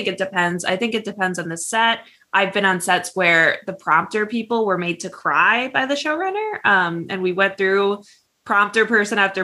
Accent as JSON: {"language": "English", "town": "Rochester", "region": "New York", "country": "United States", "tie": "born or raised there", "said": "We're from the same hometown. We're from Rochester."}